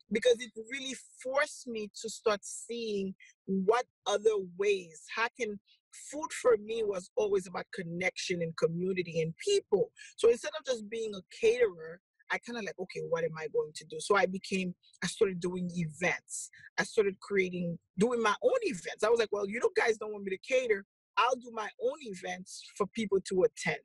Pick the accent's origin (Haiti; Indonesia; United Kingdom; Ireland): Haiti; moved away; I'm originally from Haiti